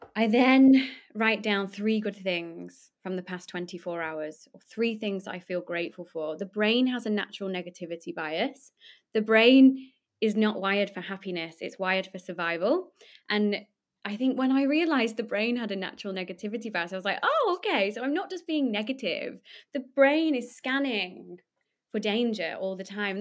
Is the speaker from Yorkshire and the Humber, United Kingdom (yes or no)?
no; Poulton-le-Fylde, North West England, United Kingdom; I'm from Lancashire.